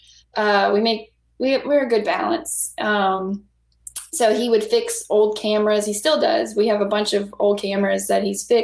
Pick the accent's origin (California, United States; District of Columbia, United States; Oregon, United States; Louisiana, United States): Louisiana, United States; New Iberia; I grew up in New Iberia.